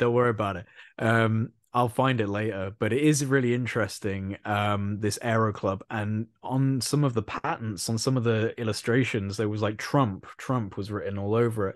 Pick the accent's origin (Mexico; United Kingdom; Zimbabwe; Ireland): United Kingdom; I'm British